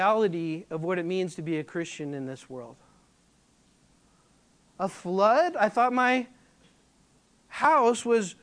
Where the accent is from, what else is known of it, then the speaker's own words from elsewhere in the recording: California, United States; now in Flower Mound, United States; I'm from California.